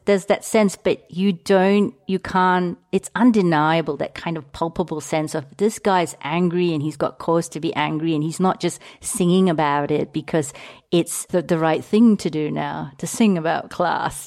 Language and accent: English; Singapore; moved away; also born or lived in London; in Singapore where I grew